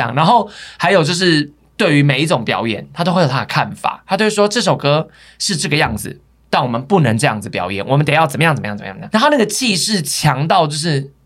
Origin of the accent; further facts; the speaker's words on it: Taiwan; 你看我们台湾人很对阿雅很多印象是停留在